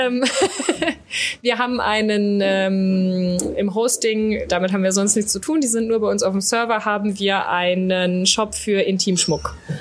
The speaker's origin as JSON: {"language": "German", "town": "Düsseldorf", "region": "North Rhine-Westphalia", "country": "Germany", "tie": "born or raised there", "said": "mein Vater ist Niederländer und, äh, ich bin, äh, geboren in Düsseldorf"}